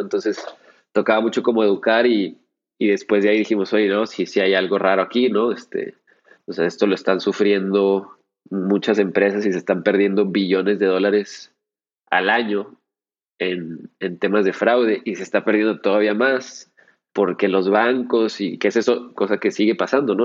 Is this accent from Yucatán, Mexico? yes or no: no; Chihuahua, Mexico; en Chihuahua, de donde soy yo, oriundo